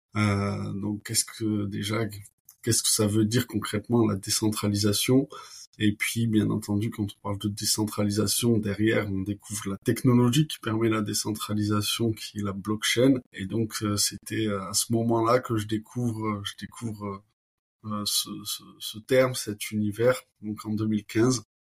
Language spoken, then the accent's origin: French; Toulouse, Occitania, France; moved away as an adult; also born or lived in California / Barcelona; école de commerce à Toulouse, donc je suis toulousain